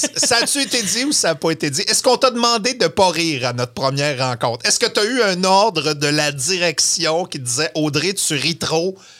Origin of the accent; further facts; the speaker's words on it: Saguenay, Quebec, Canada; moved away; je viens du Saguenay. La première chose qu'on voulait faire quand on grandissait au Saguenay, c'était d'en sortir